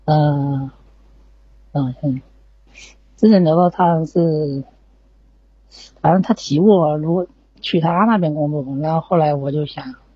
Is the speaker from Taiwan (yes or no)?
no; Zhejiang, China; 浙江的，